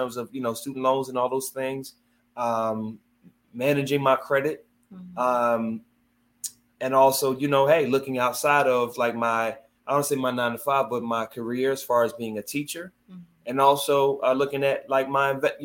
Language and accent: English; Philadelphia, Pennsylvania, United States; I grew up in Southwest Philadelphia my entire life